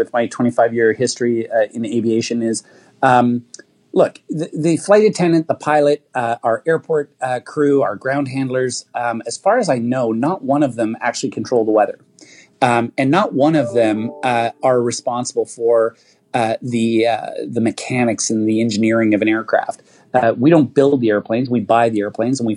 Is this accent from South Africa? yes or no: yes; Roodepoort, Gauteng, South Africa; now in Canada; as a young boy in South Africa